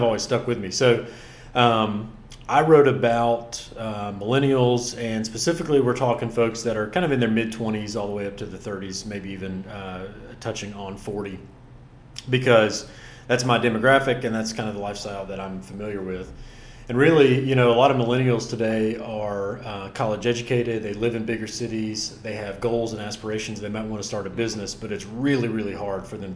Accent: Rutherford County, Western North Carolina, United States; also born or lived in Asheville, North Carolina; now in Caswell County, North Carolina, United States; I was born and raised in Western North Carolina, somewhat outside of Asheville. I grew up in Rutherford County

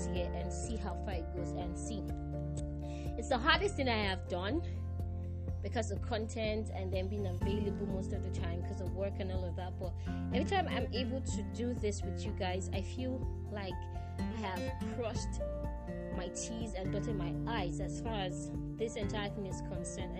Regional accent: Nigeria; as a Nigerian

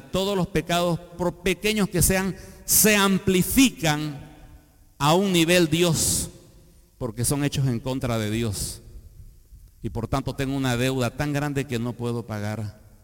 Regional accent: Bolivia; Soy boliviano por el nacimiento natural

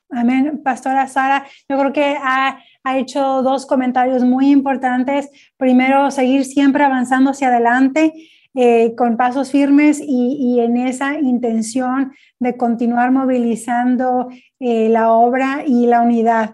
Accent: Mexico; yo soy originaria de México

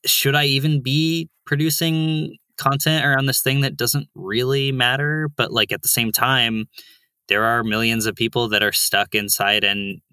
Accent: Bay Area, California, United States; moved away as an adult; also born or lived in San Francisco; now in New York, United States; I grew up in the Bay Area, like that area.

